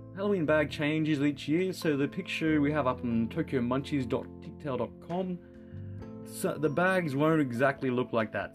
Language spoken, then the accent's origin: English; Australia; I'm from Australia